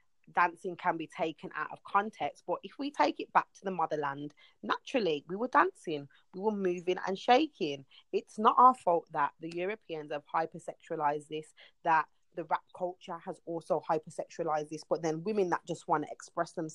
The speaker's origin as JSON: {"language": "English", "town": "Birmingham", "region": "West Midlands", "country": "United Kingdom", "tie": "born or raised there", "said": "We used to have the Birmingham Carnival, which was the thing that we saw, we went to, and then growing up, I wanted to be involved"}